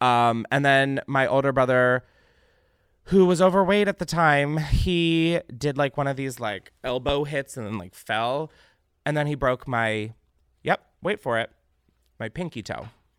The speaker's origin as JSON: {"language": "English", "town": "Naperville", "region": "Illinois", "country": "United States", "tie": "born or raised there", "said": "Recently, my hometown of Naperville and surrounding suburbs of Chicago was hit by a tornado"}